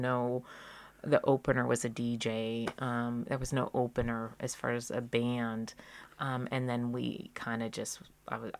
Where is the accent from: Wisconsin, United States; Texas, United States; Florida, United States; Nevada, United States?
Nevada, United States; Reno; also born or lived in Seattle; growing up in Reno and being in the Seattle-ish grunge scene in the 90s